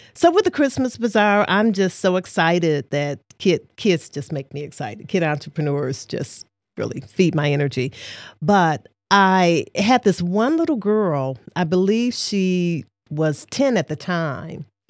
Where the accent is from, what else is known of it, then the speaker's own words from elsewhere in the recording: Detroit, Michigan, United States; moved away as an adult; now in Saginaw, United States; I am from Detroit, Michigan, born and raised there before relocating to Saginaw, Michigan, approximately 21 years ago